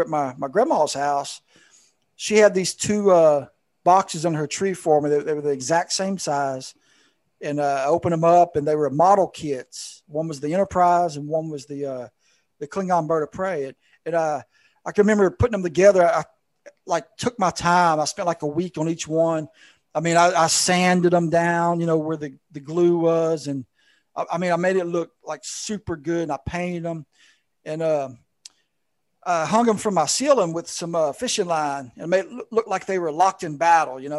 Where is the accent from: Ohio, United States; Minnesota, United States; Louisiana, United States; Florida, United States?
Louisiana, United States; South; I grew up in South Louisiana